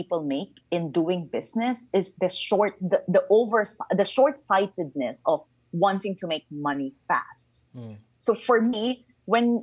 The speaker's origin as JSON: {"language": "English", "country": "Philippines", "said": "I'm originally from the Philippines"}